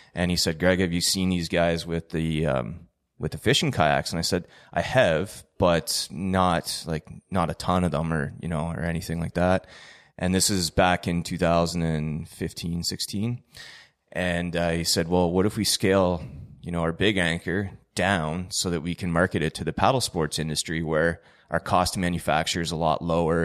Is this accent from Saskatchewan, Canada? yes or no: no; Ontario, Canada; moved away as an adult; also born or lived in Trenton, Ontario; now in Antigonish, Canada; I'm originally from Ontario